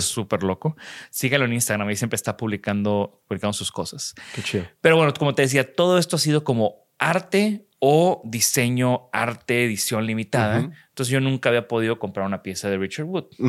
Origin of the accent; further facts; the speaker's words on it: Mexico; de México